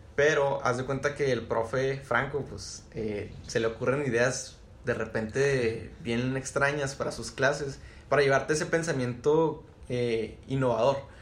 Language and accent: Spanish; Chihuahua, Mexico; soy aquí originario de Chihuahua